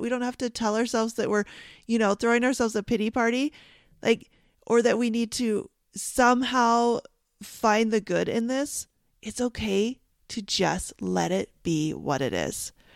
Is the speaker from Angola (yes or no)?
no; Canada; I'm Canadian